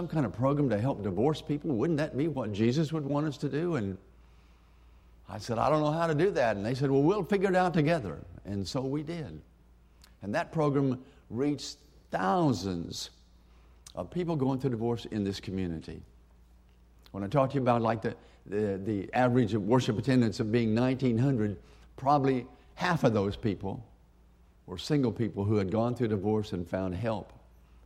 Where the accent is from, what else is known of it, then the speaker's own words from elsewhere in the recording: Woodward, Oklahoma, United States; growing up in Woodward, Oklahoma